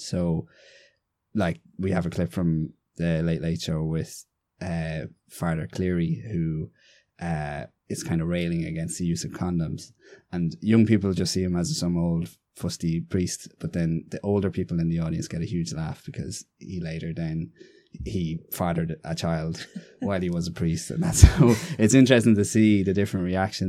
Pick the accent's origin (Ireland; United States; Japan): Ireland; Navan, Leinster; also born or lived in Galway; I'm from Navan, County Meath